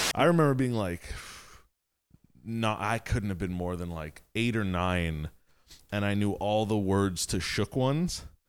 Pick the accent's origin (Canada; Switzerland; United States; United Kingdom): Canada; Montreal, Quebec; growing up in the West Island